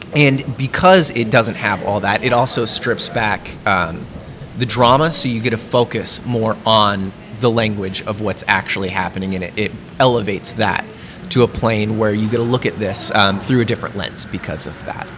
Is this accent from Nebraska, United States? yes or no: yes; Lincoln, Nebraska, United States; I'm from Lincoln originally